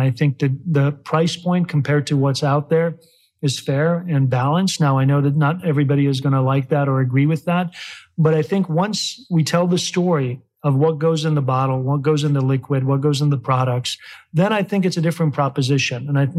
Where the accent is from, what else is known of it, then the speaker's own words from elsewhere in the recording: Chicago, Illinois, United States; now in Kentucky, United States; Illinois being my hometown of Chicago, and then Kentucky being our hometown here.